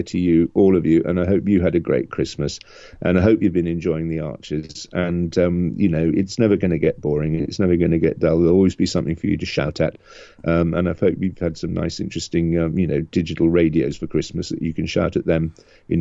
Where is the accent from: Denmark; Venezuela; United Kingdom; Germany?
United Kingdom; England; my branch of the family has been sort of mostly English, sort of Anglo-Dutch, ever since then. That was 1689. So yeah, we're you know. But we're English